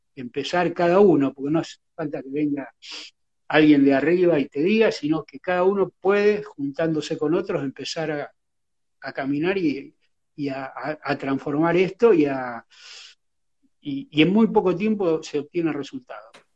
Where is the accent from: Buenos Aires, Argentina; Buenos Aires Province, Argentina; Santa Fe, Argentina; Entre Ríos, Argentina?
Santa Fe, Argentina; Rosario; yo cuando era niño acá en Rosario